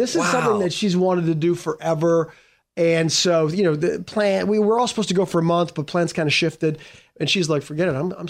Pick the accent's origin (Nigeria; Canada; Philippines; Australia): Canada; I learned how to ice skate for this as a Canadian.